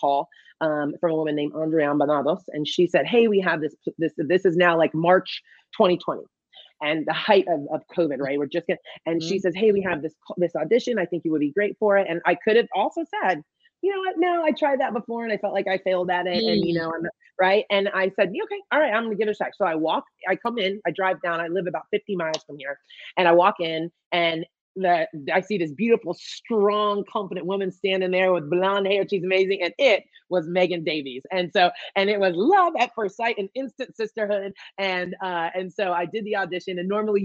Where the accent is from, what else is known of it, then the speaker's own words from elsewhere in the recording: Bradenton, Florida, United States; now in Ventura, United States; I am from Florida, from Bradenton, Florida